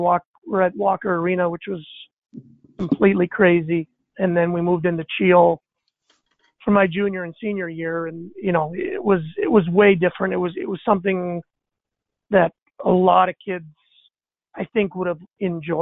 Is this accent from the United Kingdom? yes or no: no; Montreal, Quebec, Canada; first language English; moved away as an adult; also born or lived in Potsdam, New York; Growing up in Montreal